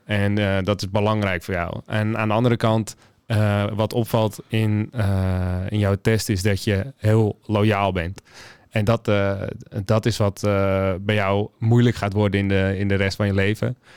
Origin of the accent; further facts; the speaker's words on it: Limmen, North Holland, Netherlands; moved away as an adult; also born or lived in Alkmaar; now in Amsterdam, Netherlands; geboren in Alkmaar, eh, nu woonachtend in Amsterdam. Opgegroeid in de omgeving Hello Limmen